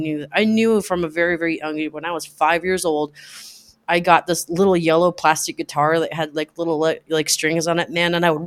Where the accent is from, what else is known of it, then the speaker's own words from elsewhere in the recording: Anchorage, Alaska, United States; moved away as an adult; also born or lived in Talkeetna, Alaska; now in Seattle, United States; I'm from Alaska